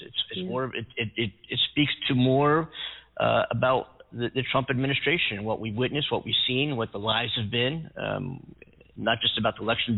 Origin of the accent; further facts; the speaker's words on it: Philadelphia, Pennsylvania, United States; grew up listening to Philadelphia radio